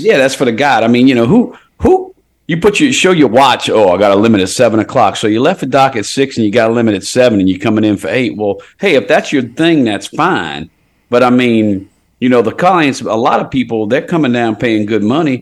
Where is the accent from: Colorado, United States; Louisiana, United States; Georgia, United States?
Louisiana, United States; Port Sulphur; I was born in Port Sulphur Hospital